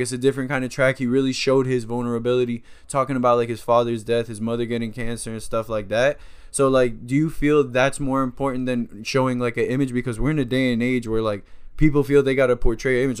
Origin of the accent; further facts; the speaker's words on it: Miramar, Florida, United States; I'm in Miramar